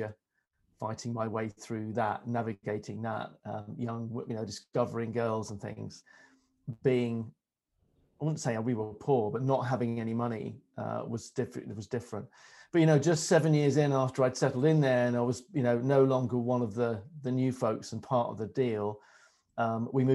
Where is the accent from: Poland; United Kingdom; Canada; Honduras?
United Kingdom; Melton Mowbray, East Midlands; also born or lived in Ireland; we moved very quickly to the Midlands and a market town called Melton Mowbray